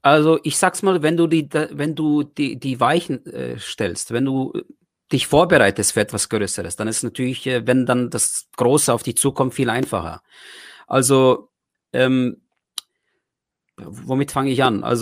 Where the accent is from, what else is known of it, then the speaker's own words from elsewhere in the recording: Germany; Ich habe einfach meine ganzen Erfahrungen, die ich hatte, äh, äh, aufgewachsen in Deutschland